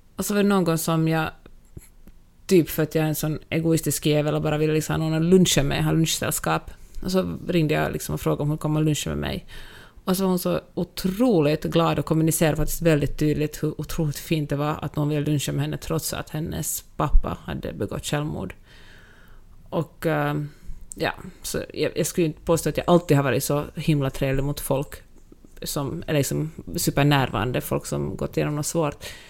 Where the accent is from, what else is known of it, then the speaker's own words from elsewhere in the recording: Finland; now in United States; jag är finlandssvensk, för att jag ändå är liksom en, minoritet i mitt eget land